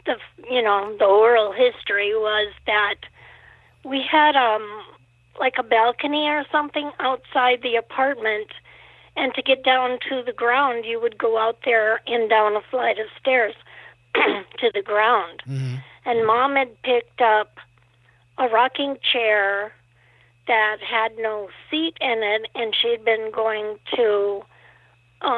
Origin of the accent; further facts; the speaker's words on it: Omaha, Nebraska, United States; moved away; also born or lived in Montana / Faribault, Minnesota; I was born in Montana, but when I was a month old, we moved to Omaha, Nebraska